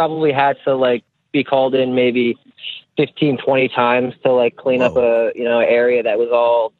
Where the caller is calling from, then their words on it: Boonton, New Jersey, United States; I'm calling from Booton, New Jersey.